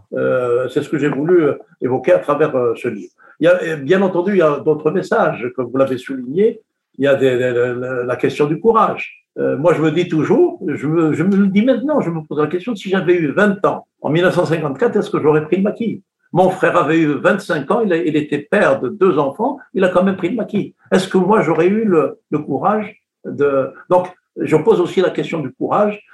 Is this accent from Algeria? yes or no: yes; Kabylie, Algeria; moi, je suis de la Kabylie